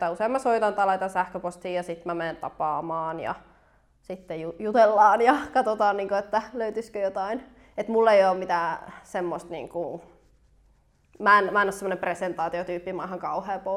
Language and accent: Finnish; Helsinki, Uusimaa, Finland